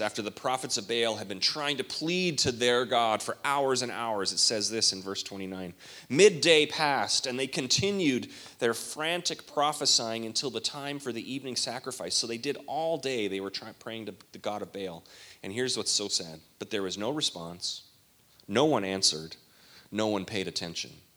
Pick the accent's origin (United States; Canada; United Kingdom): Canada; all my days growing up in Canada